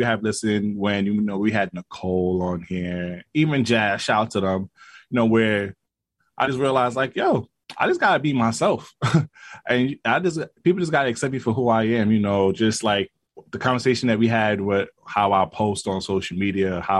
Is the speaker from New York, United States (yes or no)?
yes; New York City, New York, United States; I'm from Brooklyn